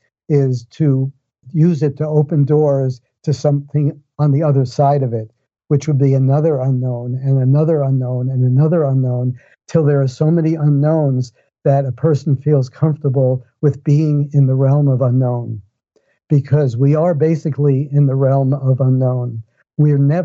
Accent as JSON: {"language": "English", "town": "New York City", "region": "New York", "country": "United States", "tie": "born or raised there", "said": "I grew up in New York City, and I grew up in the Bronx"}